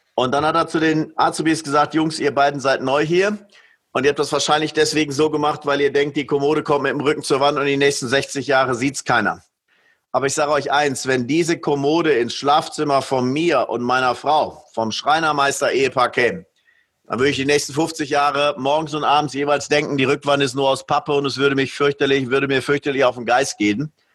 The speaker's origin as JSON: {"language": "German", "country": "Switzerland", "said": "hier bei uns in der Schweiz"}